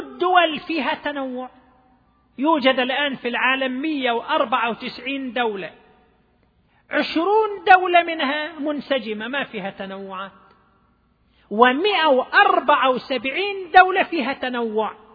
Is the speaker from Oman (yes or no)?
no; Dammam, Eastern Province, Saudi Arabia; عندنا في الدمام